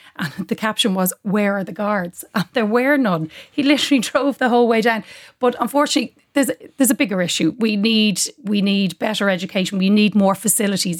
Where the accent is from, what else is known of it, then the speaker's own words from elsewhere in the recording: Dublin, Leinster, Ireland; I'm a proud dub